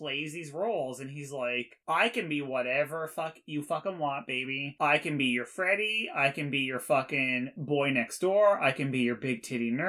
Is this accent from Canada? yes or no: yes; Canada; We are Canadian, so it's English and French